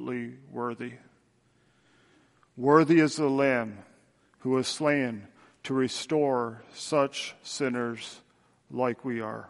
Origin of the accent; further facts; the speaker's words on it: Tillsonburg, Ontario, Canada; moved away; my hometown, back in Tillsonburg